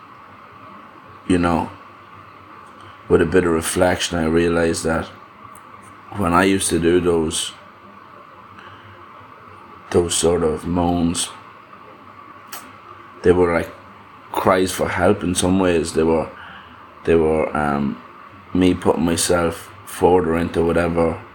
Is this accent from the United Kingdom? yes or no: no; Ireland; growing up in Ireland